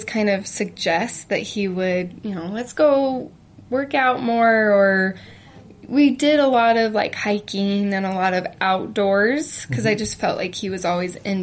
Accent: Idaho Falls, Idaho, United States; moved away as an adult; now in Utah, United States; I'm from Idaho

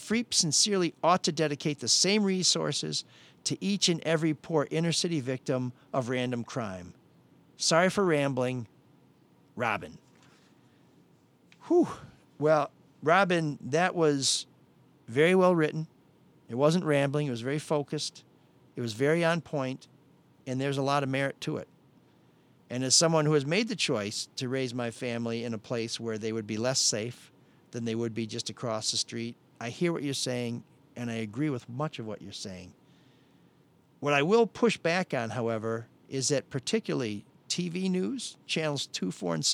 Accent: Detroit, Michigan, United States; I was born and raised in Detroit.

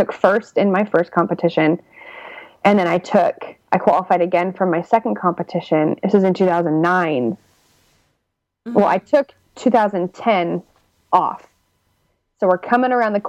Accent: Utah, United States; moved away as an adult; now in Santa Cruz, United States; we're all from Utah

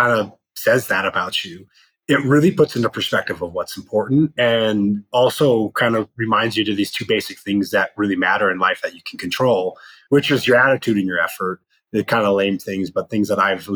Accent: Loveland, Colorado, United States; moved away as an adult; also born or lived in Los Angeles, California; I grew up in Colorado on the Front Range, went to a high school called Loveland High

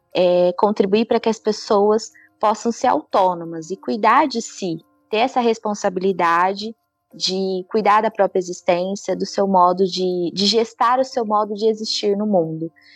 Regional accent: Ribeirão Preto, São Paulo, Brazil; eu sou do interior de São Paulo, de Ribeirão Preto

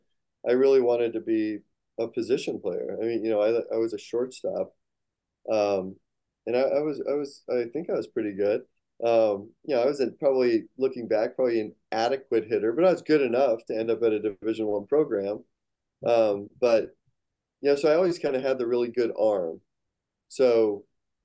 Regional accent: Phoenix, Arizona, United States; I was born in Phoenix, Arizona

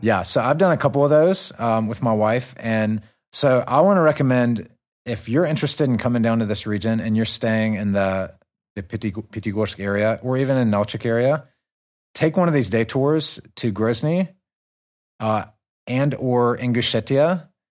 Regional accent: American South, United States; accent: southern; my southern accent

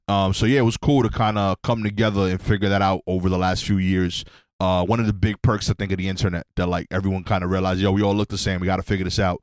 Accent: United States; as an American, um, I def, identify as black

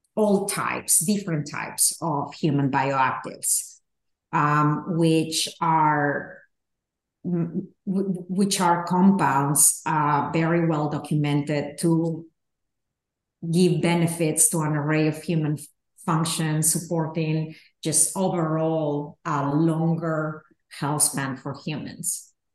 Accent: Peru; moved away; I grew up in Peru

